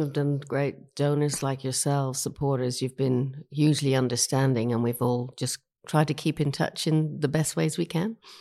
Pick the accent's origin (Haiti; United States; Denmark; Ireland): Ireland; moved away as an adult; also born or lived in Sydney, Australia / Mount Fairy, New South Wales; now in Australia; I was born in Ireland, um, but I've been in Australia for over thirty years.